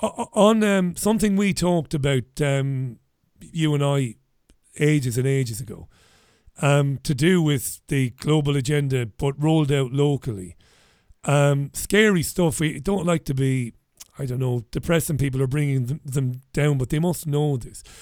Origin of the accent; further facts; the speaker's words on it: Ireland; now in United Kingdom; I'm Irish.